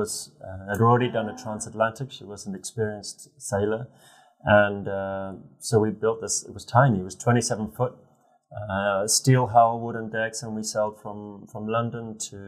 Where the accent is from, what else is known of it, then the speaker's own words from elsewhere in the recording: Zimbabwe; moved away as an adult; also born or lived in England; now in Hong Kong; I'm from Zimbabwe originally. I moved to England to join the British Army.